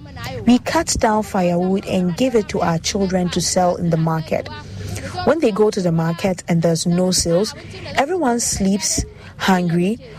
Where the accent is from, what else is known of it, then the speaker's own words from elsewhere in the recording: Niger; now in Ghana; We are from Niger, so if we have little money and we get to our border, we have our way to go through into the country.